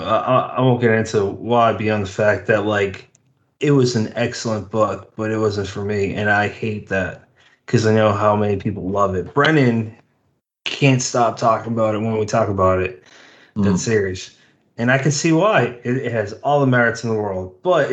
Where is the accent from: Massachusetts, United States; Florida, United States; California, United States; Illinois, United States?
Massachusetts, United States; moved away; I'm originally from Massachusetts